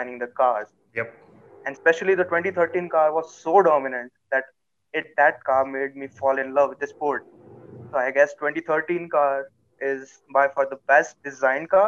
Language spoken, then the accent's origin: English; Vadodara, Gujarat, India; I'm from Gujarat, Vadodara city